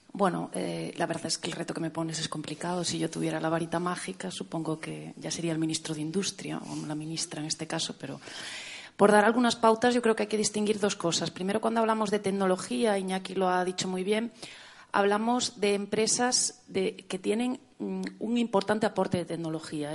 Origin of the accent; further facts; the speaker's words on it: Galicia, Spain; accent: Galician; la gallega, como se puede eh, deducir de mi acento